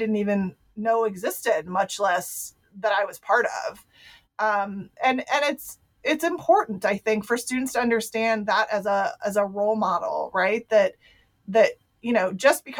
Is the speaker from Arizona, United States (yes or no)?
no; Ohio, United States; I was raised in Ohio.